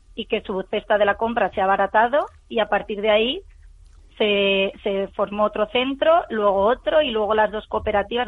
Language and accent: Spanish; Spain; somos de aquí, somos de España